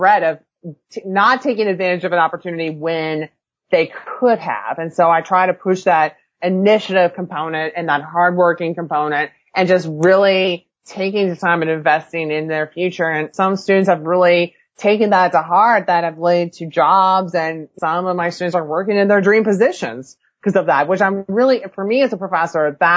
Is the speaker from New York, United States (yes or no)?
no; California, United States; moved away; I grew up in California